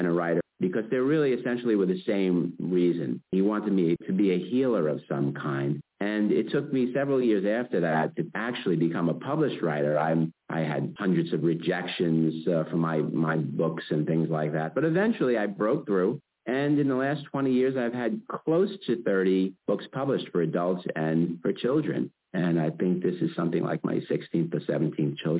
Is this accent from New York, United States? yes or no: yes; New York City, New York, United States; I come from Brooklyn, New York